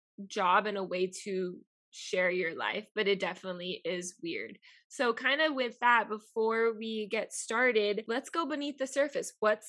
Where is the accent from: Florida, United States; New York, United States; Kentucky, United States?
Florida, United States; Miami; accent: Miami; first language Spanish; English is a second language; I have a Miami accent. And it comes out a lot when I'm home